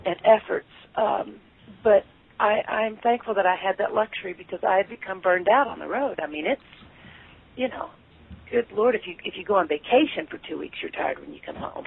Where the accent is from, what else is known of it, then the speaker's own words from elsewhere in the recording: Lexington, Kentucky, United States; now in Cincinnati, United States; I'm from Lexington, Kentucky, but I've lived okay. in Cincinnati